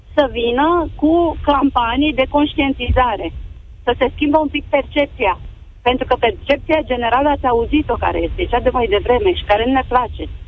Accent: Romania; sunt româncă

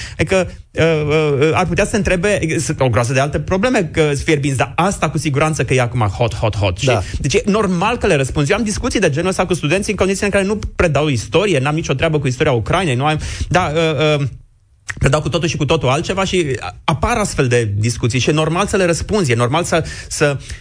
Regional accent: Romania

